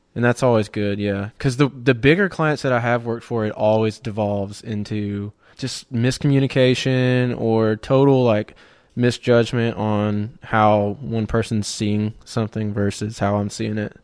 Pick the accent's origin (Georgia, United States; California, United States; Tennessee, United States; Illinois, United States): Georgia, United States; right outside of Auburn; I grew up in Georgia, right outside of Auburn, in a no-name town